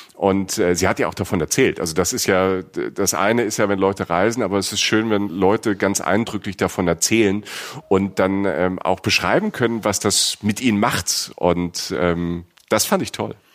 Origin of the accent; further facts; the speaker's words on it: Rhineland-Palatinate, Germany; wie ich irgendwo in einem 1000 Einwohner Dorf in der Südpfalz äh, groß wird